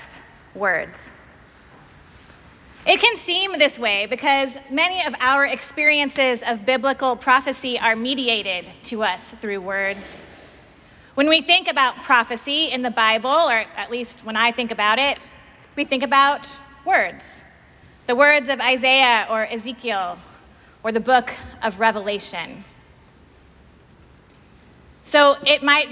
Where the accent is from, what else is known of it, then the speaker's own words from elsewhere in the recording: Pacific Northwest, United States; moved away; I'm from the Pacific Northwest, where the oldest Episcopal churches we have aren't even half as old as this church